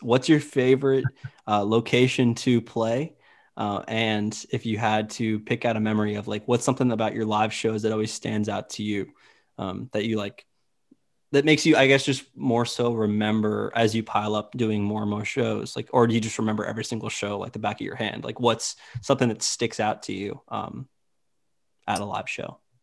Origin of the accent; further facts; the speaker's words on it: Myrtle Beach, South Carolina, United States; I myself, I'm from Myrtle Beach, South Carolina